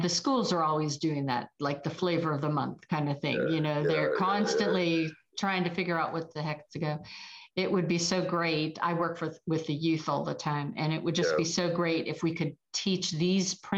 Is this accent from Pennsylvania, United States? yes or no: yes; Pittsburgh, Pennsylvania, United States; also born or lived in South Park, Pennsylvania; now in Roswell, United States; I originally am from Pittsburgh, where we had love.